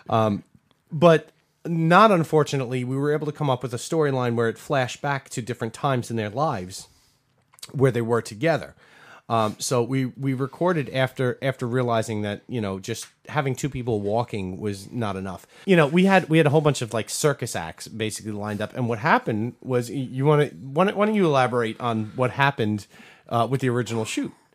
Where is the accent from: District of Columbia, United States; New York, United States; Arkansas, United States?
New York, United States; we're from New York